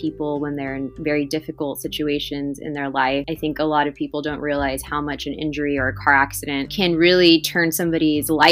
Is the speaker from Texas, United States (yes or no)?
yes; Primera, Texas, United States; also born or lived in Austin, Texas / San Antonio, Texas; I was born and raised here in the Valley in Primera